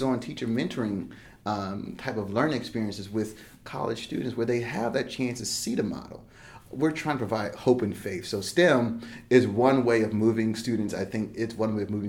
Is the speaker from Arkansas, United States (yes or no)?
no; Plainfield, New Jersey, United States; also born or lived in Piscataway, New Jersey; now in Charlotte, United States; I grew up in small town Plainfield, New Jersey